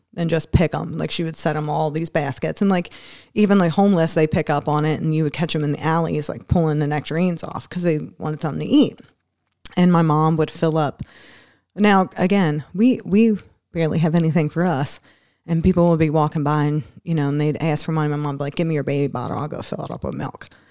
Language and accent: English; Philadelphia, Pennsylvania, United States; moved away; also born or lived in Newport, Kentucky; growing up in Philadelphia